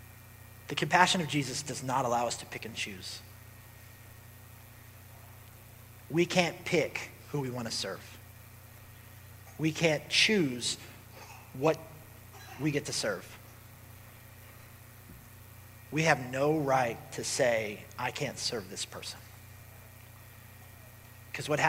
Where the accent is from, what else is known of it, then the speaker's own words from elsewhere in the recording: Cincinnati, Ohio, United States; I'm from Cincinnati